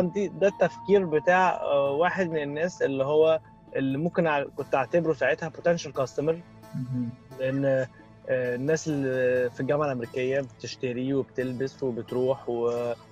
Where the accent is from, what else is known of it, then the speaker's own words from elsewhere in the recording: Egypt; احنا عندنا في مصر